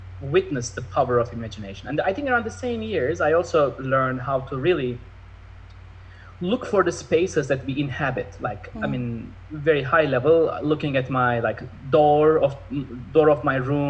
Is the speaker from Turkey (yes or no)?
yes; Istanbul, Turkey; now in Los Angeles, United States; I was in Istanbul. I'm originally from Turkey, Istanbul